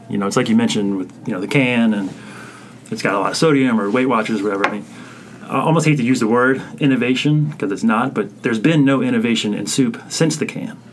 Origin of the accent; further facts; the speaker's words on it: South Louisiana, United States; I'm from South Louisiana